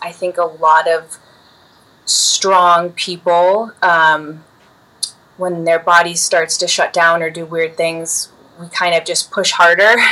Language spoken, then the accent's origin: English; Chicago, Illinois, United States; growing up in Chicago, Illinois, I grew up at my mom's dance studio as a dancer